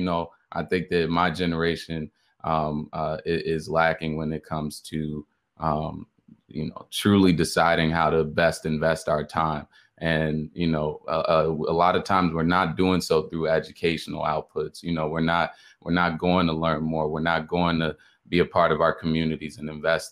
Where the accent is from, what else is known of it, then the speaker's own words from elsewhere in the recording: Chicago, Illinois, United States; also born or lived in Atlanta, Georgia (Morehouse College); originally from Chicago, Illinois, attending the illustrious Morehouse College. So, you know, I was born in Chicago, moved out, you know, to the suburbs early on in my life. Spent a long time out here in the burbs